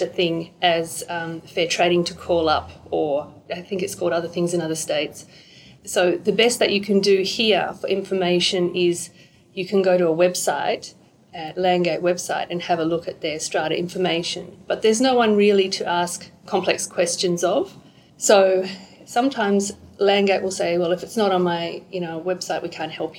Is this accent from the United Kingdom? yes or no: no; Perth, Western Australia, Australia; moved away as an adult; also born or lived in New South Wales; I move back to Perth, and I'm from Perth originally.